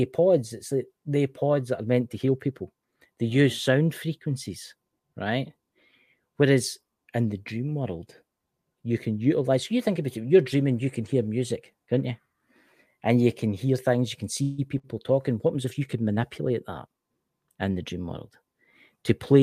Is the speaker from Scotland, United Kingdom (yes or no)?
yes; Scotland, United Kingdom; I'm Scottish.